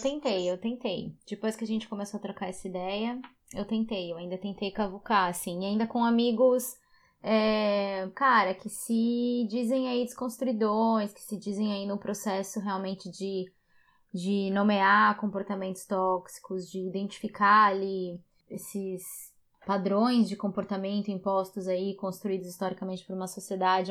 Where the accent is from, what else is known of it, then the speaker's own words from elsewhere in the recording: Guarulhos, São Paulo, Brazil; Eu cresci em Guarulhos